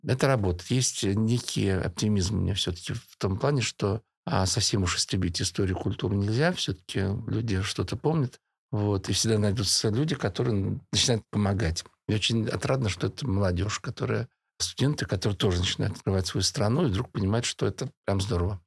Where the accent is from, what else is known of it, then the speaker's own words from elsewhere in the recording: Russia; Да, я из России